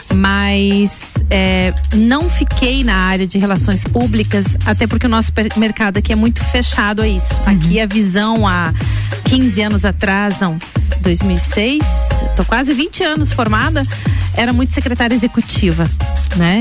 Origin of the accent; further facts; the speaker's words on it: Lages, Santa Catarina, Brazil; also born or lived in Joinville; E meus avós lagianos, meus pais lagianos também, de lá vieram para cá e a gente construiu a vida todinha aí. Então vim para cá com 5, 6 anos de idade